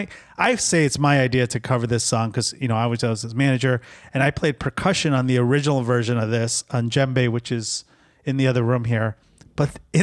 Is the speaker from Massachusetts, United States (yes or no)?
no; Oak Brook, Illinois, United States; also born or lived in Lincolnwood, Illinois; Oak Brook was a wealthy community, and we moved in third grade